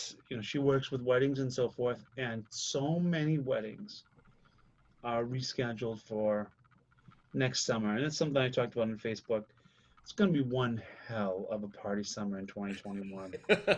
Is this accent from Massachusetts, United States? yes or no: yes; 9 miles north of Boston, Massachusetts, United States; in my hometown that I grew up